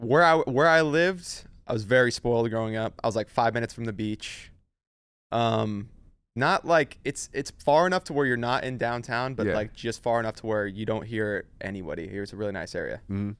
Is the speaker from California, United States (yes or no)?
yes; San Diego, California, United States; San Diego or Carlsbad.